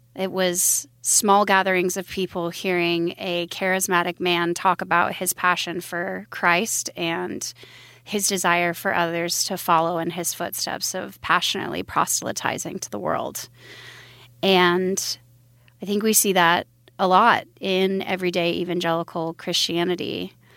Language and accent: English; Billings, Montana, United States; also born or lived in Wyoming; I was born in Billings, Montana, in a religious cult